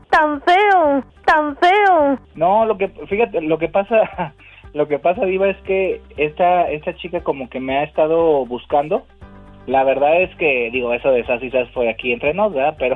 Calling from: Los Angeles, California, United States; acá de LA.

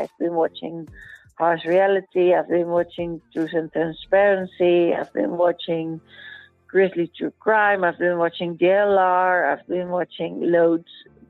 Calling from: Spain; So I'm calling in from Spain.

